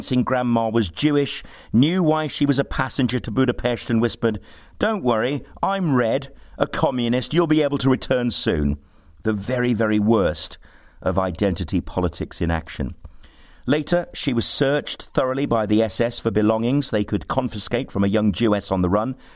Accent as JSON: {"language": "English", "town": "Birmingham", "region": "West Midlands", "country": "United Kingdom", "tie": "born or raised there", "said": "Growing up in Birmingham"}